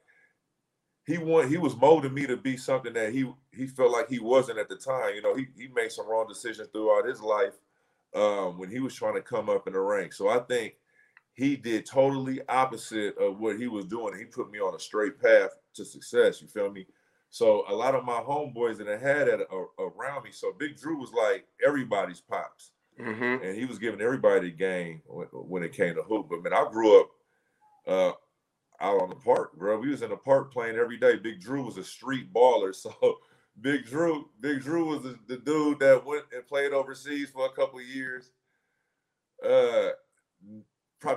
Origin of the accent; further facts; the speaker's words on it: Oakland, California, United States; also born or lived in Richmond, California; Born and raised in Oakland. Went to high school and spent the rest of my, you know, my young adolescent life in the streets of Richmond, California